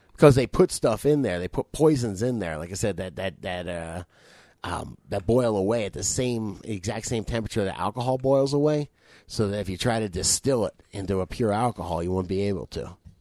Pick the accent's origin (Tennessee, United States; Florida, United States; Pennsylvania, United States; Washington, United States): Florida, United States; South; I'm fucking from South Florida.